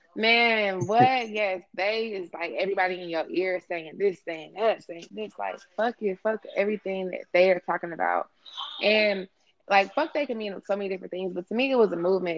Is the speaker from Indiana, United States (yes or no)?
no; Atlanta, Georgia, United States; also born or lived in Los Angeles, California / Marietta, Georgia / Decatur, Georgia; Came to Atlanta through my mom and dad as a child. So I was raised here. So really from Georgia